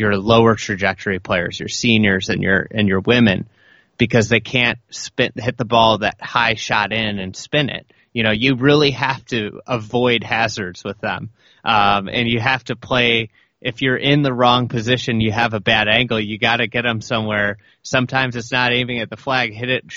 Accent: Lake Bluff, Illinois, United States; I grew up in Lake Bluff

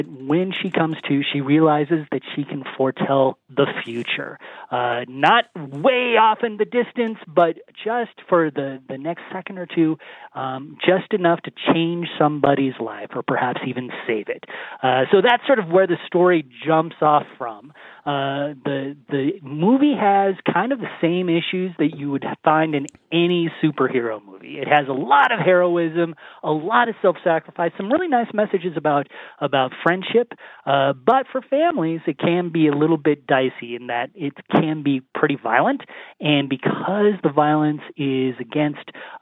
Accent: Colorado Springs, Colorado, United States; growing up in Colorado Springs

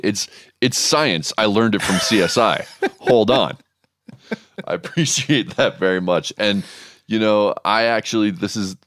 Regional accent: Hawaii, United States; this is where I grew up in Hawaii.

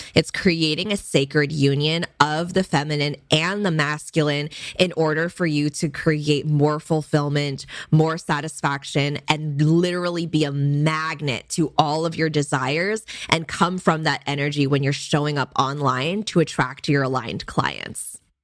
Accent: Bay Area, California, United States; my parents did immigrate from Hong Kong for college and so I was born in the Bay Area in California

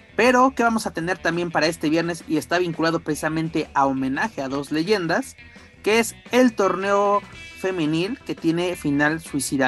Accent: Querétaro, Mexico; soy un cavernícola queretano

